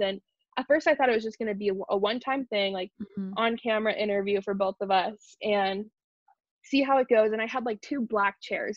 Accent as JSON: {"language": "English", "town": "Wichita", "region": "Kansas", "country": "United States", "tie": "born or raised there", "also_born_or_lived": "New York"}